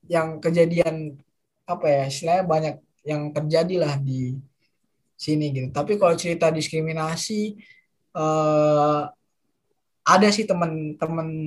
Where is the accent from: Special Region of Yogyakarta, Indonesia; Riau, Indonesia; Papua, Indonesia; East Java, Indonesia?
Papua, Indonesia; moved away; Dan sebenarnya justru menurut saya orang-orang seperti saya gitu, orang-orang yang mungkin uh, pendatang gitu ya, tapi memang lahir besar d